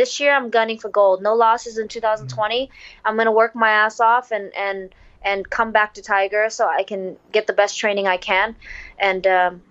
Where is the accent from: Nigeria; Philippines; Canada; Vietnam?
Vietnam; The pressure of fighting in my home country, and it was the first card, and I was the first Vietnamese female to do that.